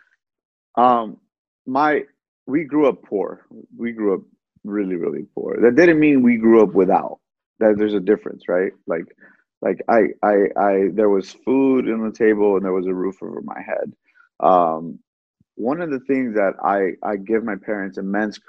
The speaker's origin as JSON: {"language": "English", "country": "United States", "tie": "born or raised there", "said": "I'm American born. I was born okay, here in the States."}